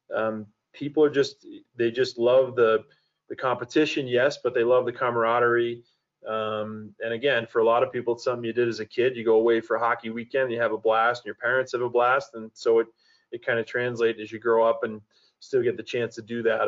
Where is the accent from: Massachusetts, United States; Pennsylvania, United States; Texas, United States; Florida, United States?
Massachusetts, United States; Boston; moved away as an adult; also born or lived in San Jose, California; now in Colorado Springs, United States; I grew up in the Boston area